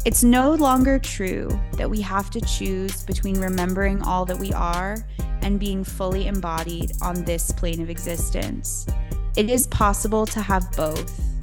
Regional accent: New York City, New York, United States; I was born and raised in New York City

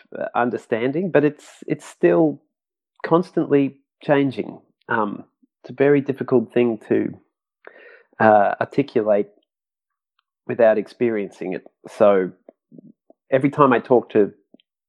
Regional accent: Brisbane, Queensland, Australia; now in Melbourne, Australia; I'm in Melbourne, but I grew up in Brisbane, which is in Queensland, up in the northeast corner of Australia

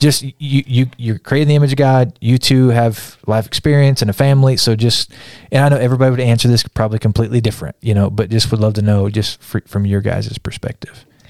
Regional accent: Kansas, United States; I'm from a small town in Kansas.

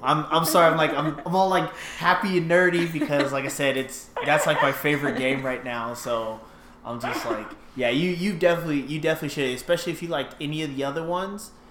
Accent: California, United States; also born or lived in Virginia; now in Arizona, United States; I'm from California

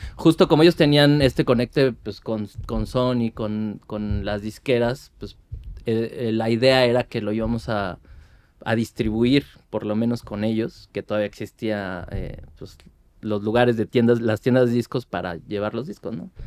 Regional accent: Mexico City, Mexico; yo soy de Iztapalapa, fui de Iztapalapa mucho tiempo y yo viví en el cerro

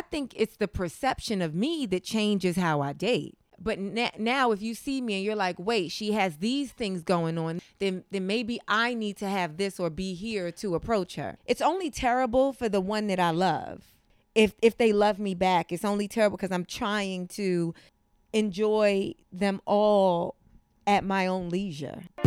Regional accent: New York City, New York, United States; also born or lived in Brooklyn; Yeah, I grew up in Harlem. I was born in Brooklyn.

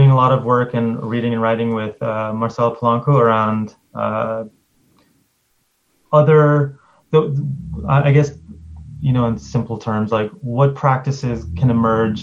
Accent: United States; my work as an American narrative therapist using English

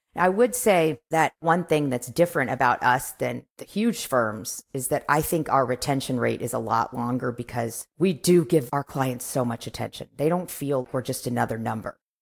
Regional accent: Kansas City, United States; moved away as an adult; also born or lived in New York / Los Angeles; I'm from Kansas City

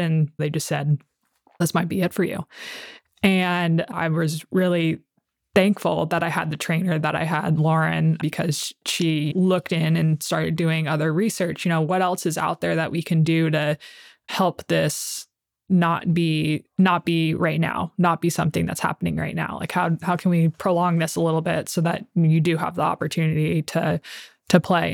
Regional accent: Oceanside, California, United States; also born or lived in San Diego, California; I was born in San Diego, California. And when I was about three or four years old, we moved to Oceanside

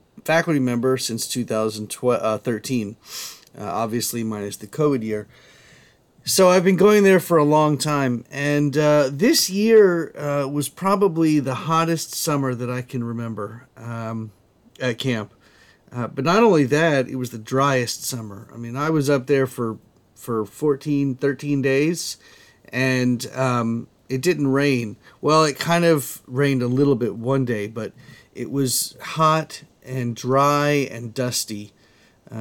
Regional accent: Columbia, South Carolina, United States; now in Florida, United States; I'm from Columbia, South Carolina.

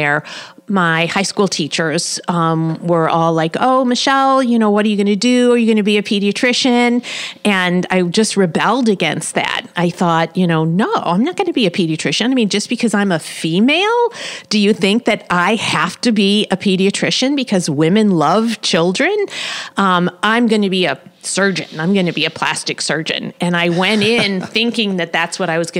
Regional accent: St. Louis, Missouri, United States; now in Kansas City, United States; I grew up in St. Louis, South St. Louis County

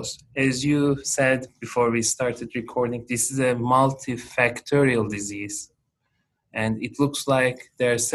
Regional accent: Turkey; moved away as an adult; also born or lived in Italy; now in Boston, United States; I am originally from Turkey

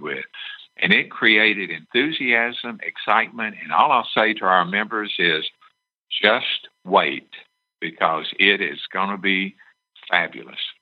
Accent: Tennessee, United States; my home state of Tennessee

